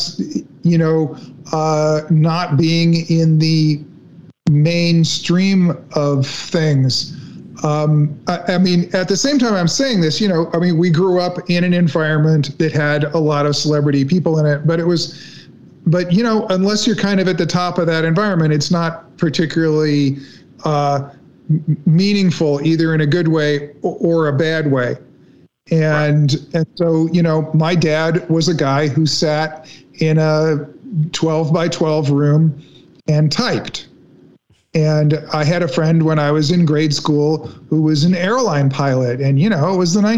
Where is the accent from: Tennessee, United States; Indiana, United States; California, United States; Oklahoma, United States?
California, United States; Los Angeles; my sister and I, you know, we grew up in Hollywood